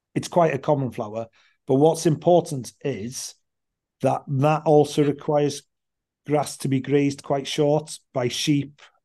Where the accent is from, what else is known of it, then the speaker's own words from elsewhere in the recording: Anglesey, Wales, United Kingdom; I grew up on Anglesey